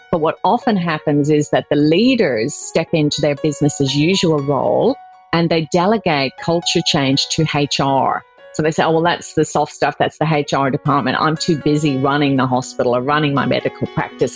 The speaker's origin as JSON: {"language": "English", "country": "Ireland", "tie": "born or raised there", "moved": "as an adult", "lives_now": "Australia", "said": "I was born in Ireland, um, as you can probably tell by my accent, um, but I moved to Australia in 1994 actually, and I've spent most of my life living here in Australia."}